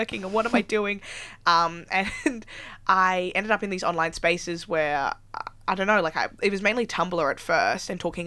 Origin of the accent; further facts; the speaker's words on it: Melbourne, Victoria, Australia; now in Sydney, Australia; I'm originally from Melbourne